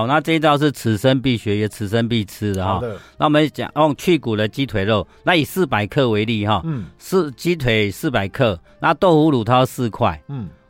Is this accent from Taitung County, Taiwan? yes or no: no; Pingxi, New Taipei, Taiwan; 我是台北县，现在新北市的平溪乡了。